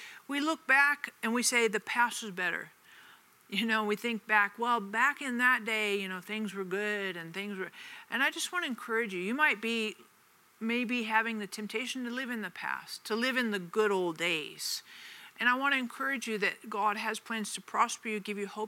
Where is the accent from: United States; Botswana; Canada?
United States; Denver, Colorado; moved away as an adult; also born or lived in Kansas City; I moved from Denver to Kansas City when I first got married